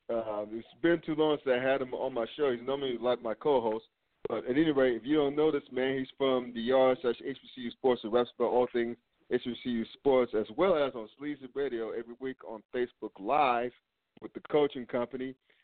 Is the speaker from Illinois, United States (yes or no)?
no; North Carolina, United States; now in Cincinnati, United States; I grew up in North Carolina